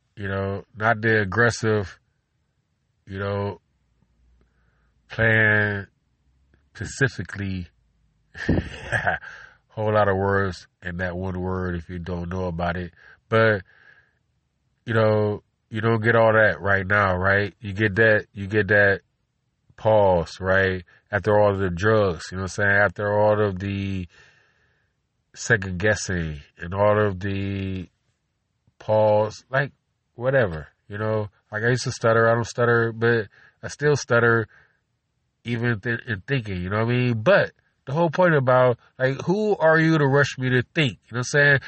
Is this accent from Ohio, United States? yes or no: yes; Cleveland, Ohio, United States; I'm from Cleveland, Ohio.